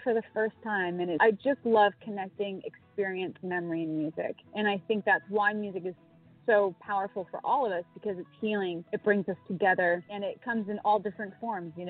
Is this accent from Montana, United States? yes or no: yes; Montana, United States; moved away as an adult; also born or lived in California; now in Nashville, United States; Growing up in Montana